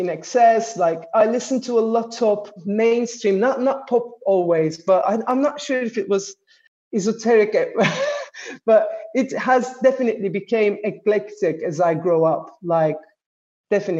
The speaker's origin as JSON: {"language": "English", "region": "Istanbul", "country": "Turkey", "tie": "born or raised there", "also_born_or_lived": "Ankara"}